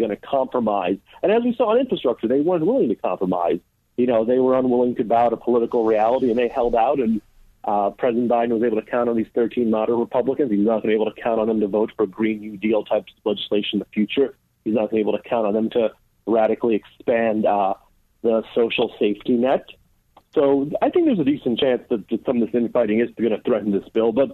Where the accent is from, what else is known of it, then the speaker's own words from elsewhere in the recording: New York, United States; I am from New York.